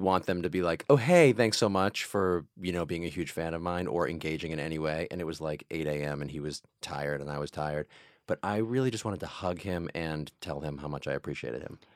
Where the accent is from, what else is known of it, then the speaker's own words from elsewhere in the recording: Mansfield, Massachusetts, United States; grew up in a town called Mansfield, Massachusetts